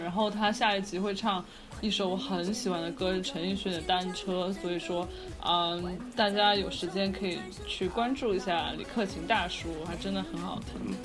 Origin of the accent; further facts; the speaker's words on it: Chengdu, Sichuan, China; now in Los Angeles, United States; 南北混搭这样子，但是我是在成都，就是长大，我就，我爸爸那边有陕西的嘛，然后所以就跟成都就是温柔的妹子们比呢，有一点北方血统